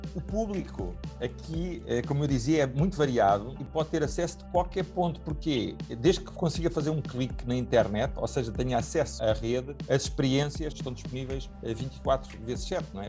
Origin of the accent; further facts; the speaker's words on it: Portugal; como português